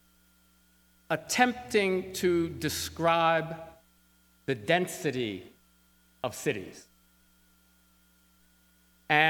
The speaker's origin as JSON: {"language": "English", "area": "Syracuse", "region": "New York City", "country": "United States", "tie": "born or raised there", "said": "I was born in New York City, and my parents, right after I was born, moved to Syracuse, New York"}